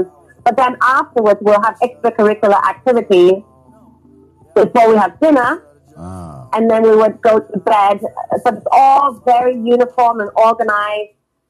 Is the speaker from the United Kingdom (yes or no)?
yes; England, United Kingdom; also born or lived in Hong Kong; now in Los Angeles, United States; I was born in Hong Kong and raised in England.